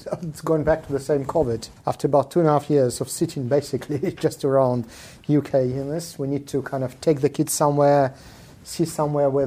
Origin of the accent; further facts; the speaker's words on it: Israel; English is a second language; also born or lived in South Africa / Soviet Union; now in Russia; My family, when I was a young kid, left Soviet Union 35 years ago. I grew up in Israel and South Africa.